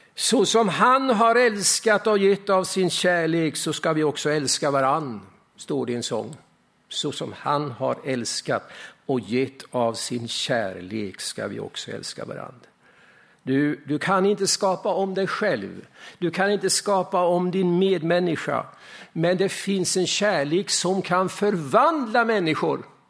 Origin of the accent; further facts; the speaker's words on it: Östergötland, Sweden; moved away; Jag minns min kompis Hans i granngården hemma på Östgötaslätten